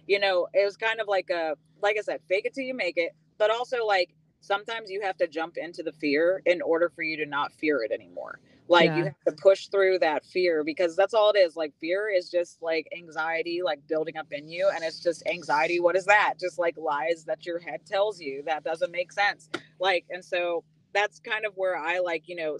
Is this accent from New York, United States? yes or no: no; North Carolina, United States; moved away as an adult; now in Nashville, United States; I grew up in North Carolina